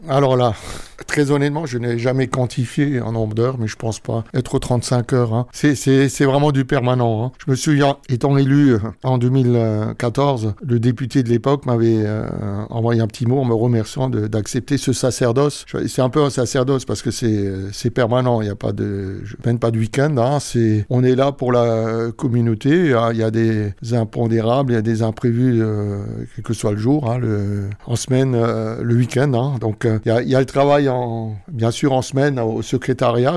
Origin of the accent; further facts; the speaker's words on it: Hindisheim, Grand Est, France; je suis vraiment natif du village. Hein. J'ai toujours j'ai grandi, vécu à Indisheim.